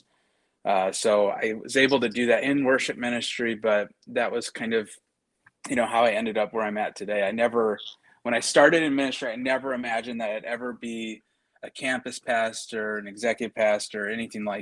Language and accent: English; Kenosha, Wisconsin, United States; moved away; I'm originally from Kenosha, Wisconsin